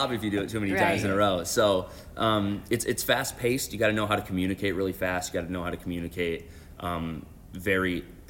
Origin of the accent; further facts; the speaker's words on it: Mitchell, South Dakota, United States; now in Springfield, United States; Yeah, I'm from Mitchell, South Dakota, which is on the east side of South Dakota.